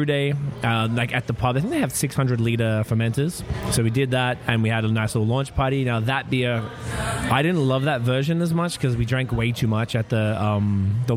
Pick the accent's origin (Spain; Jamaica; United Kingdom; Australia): Australia; Melbourne, Victoria; moved away as an adult; now in Canada; I am from Melbourne, Australia, as people could probably tell. I moved to Canada in September 2010